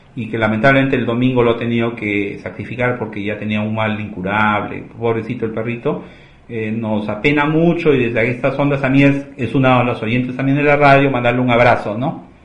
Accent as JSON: {"language": "Spanish", "area": "Magdalena", "region": "Lima", "country": "Peru", "said": "yo soy eh, vecino de Magdalena"}